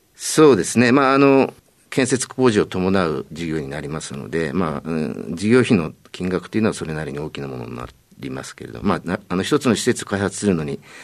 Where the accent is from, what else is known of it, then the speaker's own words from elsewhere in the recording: Tokyo, Japan; 東京都でございます